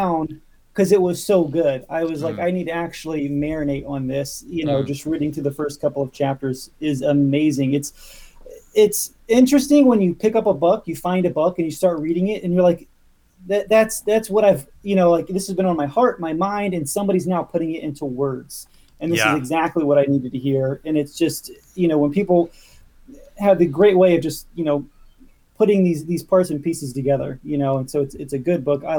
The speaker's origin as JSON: {"language": "English", "area": "Outer Banks", "region": "North Carolina", "country": "United States", "tie": "born or raised there", "also_born_or_lived": "Ohio", "moved": "yes", "said": "We grew up on the Outer Banks, which mm-hmm. is a special place."}